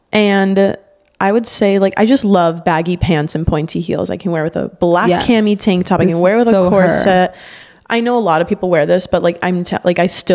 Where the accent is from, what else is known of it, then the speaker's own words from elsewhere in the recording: Miami, Florida, United States; growing up in Miami